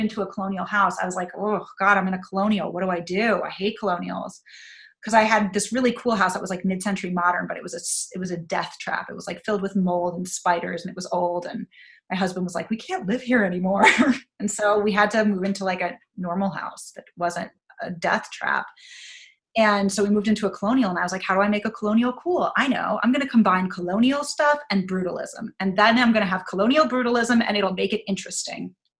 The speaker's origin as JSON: {"language": "English", "region": "New York", "country": "United States", "also_born_or_lived": "Chicago", "said": "I wanted to live in New York and I was from New York"}